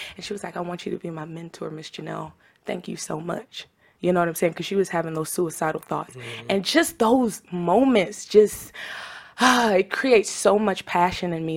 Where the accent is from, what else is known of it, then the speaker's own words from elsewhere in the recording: Tampa, Florida, United States; also born or lived in Trinidad and Tobago; I'm from Tampa, Florida, by way of Trinidad and Tobago, so I represent the Caribbean islands.